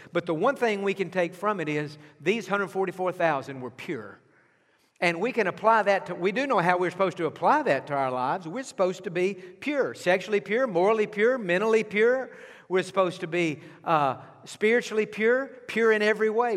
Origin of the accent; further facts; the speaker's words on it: East Texas, United States; I grew up in East Texas